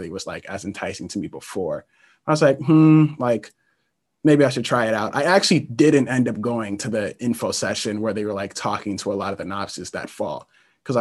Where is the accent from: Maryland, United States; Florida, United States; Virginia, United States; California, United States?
Maryland, United States; Columbia; I'm from Columbia, Maryland, and I'm Black.